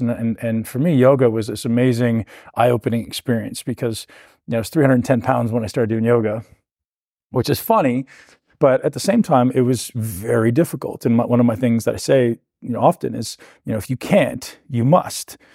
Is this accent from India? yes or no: no; Canada; I came from Canada